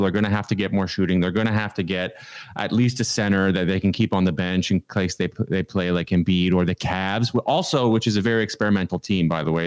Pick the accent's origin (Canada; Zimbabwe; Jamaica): Canada; now in United States; I live in America. I'm Canadian.